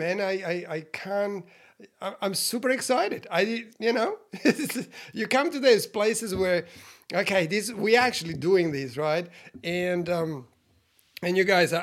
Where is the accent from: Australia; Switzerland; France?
Switzerland; I was born in Switzerland, you know, 51 years ago, you guys, Italian parents